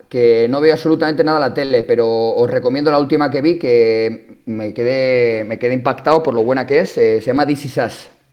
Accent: La Roda, Castilla-La Mancha, Spain; Yo soy de pueblo, entonces la suerte que tengo en mi pueblo, en La Roda, es que allí el deporte es una religión

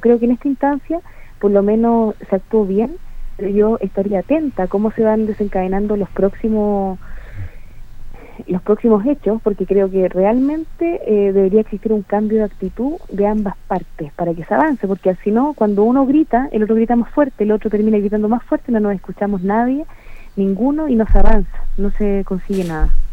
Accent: Chile; yo me siento identificado como yo como chileno

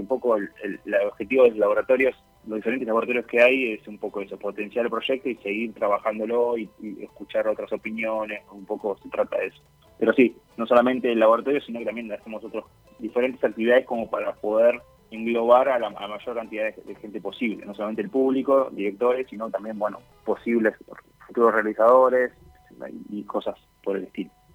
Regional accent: Hurlingham, Buenos Aires Province, Argentina; nací, nací y me formé en Urlingham eh, durante mi adolescencia

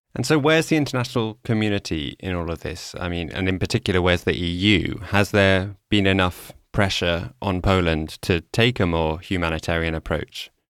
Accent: Amsterdam, North Holland, Netherlands; in my hometown of Amsterdam

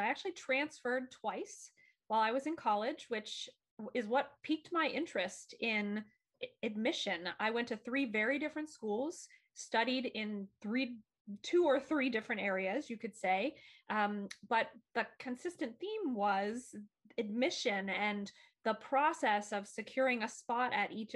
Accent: Bryn Athyn, Pennsylvania, United States; moved away as an adult; also born or lived in Delaware, Ohio; I went to a small college in my hometown, religiously affiliated institution called Brynathyn College

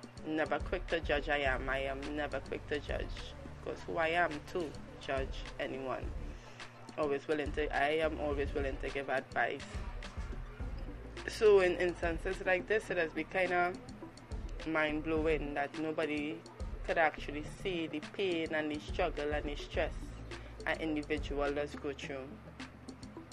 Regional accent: Trinidad & Tobago; in Trinidad and Tobago we have a saying

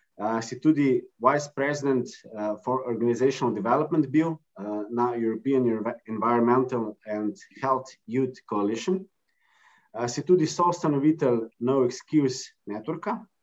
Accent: Slovenia; smo Slovenci

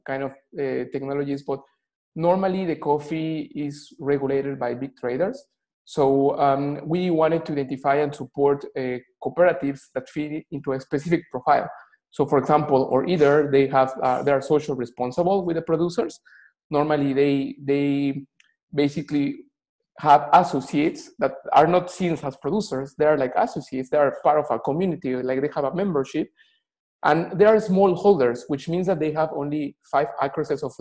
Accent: Mexico; moved away as an adult; also born or lived in United States / Australia; now in Antwerp, Belgium; I'm from Mexico.

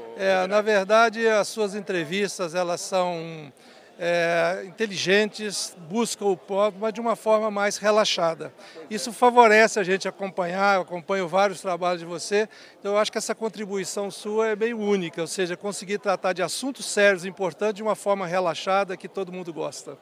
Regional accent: Viçosa, Minas Gerais, Brazil; Eu nasci em Viçosa, Minas Gerais

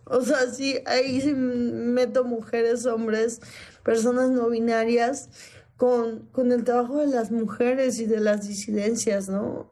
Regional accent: Iguala, Guerrero, Mexico; yo soy de provincia, yo nací en Guerrero, yo nací en Iguala

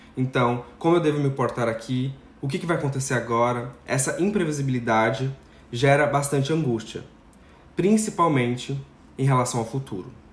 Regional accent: Brazil; enquanto brasileiros

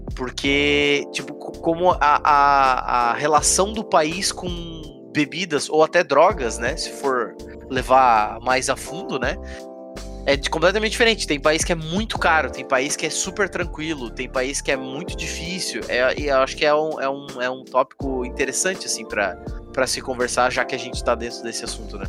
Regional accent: Brazil; A gente é brasileiro, então é claro que a gente vai ter a cultura do Brasil

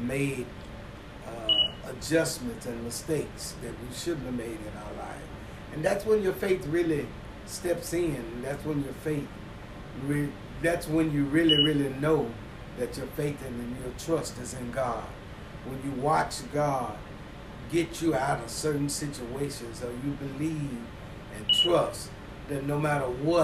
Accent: Waco, Texas, United States; I attended school here in Waco, got an opportunity to graduate from Richfield High School

